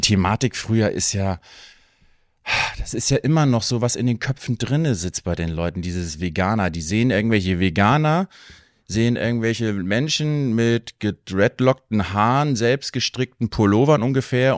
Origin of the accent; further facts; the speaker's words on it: Hattstedt, Schleswig-Holstein, Germany; moved away as an adult; now in Husum, Germany; ich bin gebürtiger Husumer, habe aber meine Kindheit in Hattstedt verbracht